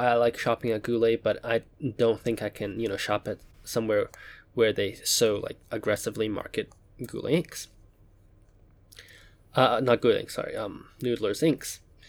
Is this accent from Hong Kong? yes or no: yes; Hong Kong; Now, I grew up in Hong Kong. Hong Kong does not have a large Jewish population.